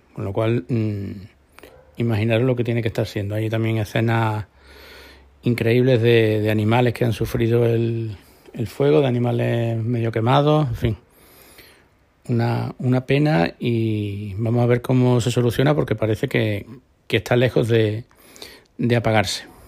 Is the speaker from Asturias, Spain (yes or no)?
no; Córdoba, Andalusia, Spain; now in Marbella, Spain; yo soy de Córdoba y no me he criado en, la costa